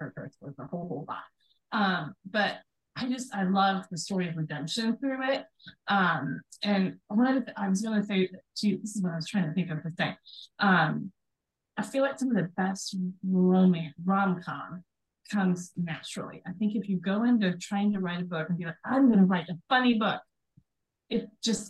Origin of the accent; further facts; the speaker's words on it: Sandwich, Illinois, United States; I was born in a town called Sandwich, Illinois.